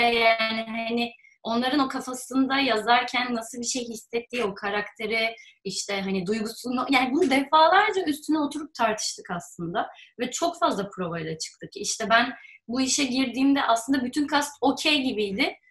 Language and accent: Turkish; Bursa, Turkey; ben Bursa'da büyüdüm